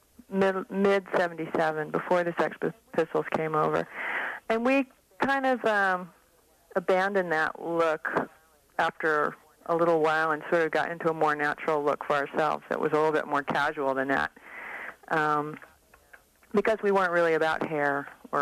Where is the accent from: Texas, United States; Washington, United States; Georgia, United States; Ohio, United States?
Washington, United States; Seattle; also born or lived in San Francisco; now in Oakland, United States; I grew up in Seattle